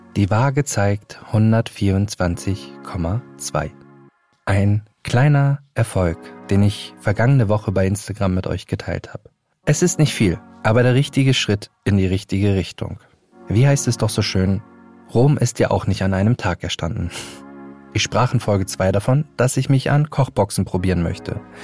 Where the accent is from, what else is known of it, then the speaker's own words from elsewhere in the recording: Hamburg, Germany; in meiner Heimatstadt Hamburg